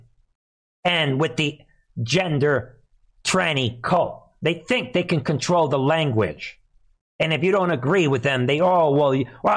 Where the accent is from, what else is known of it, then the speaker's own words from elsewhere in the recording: New York City, New York, United States; moved away; I'm from the Bronx, New York, originally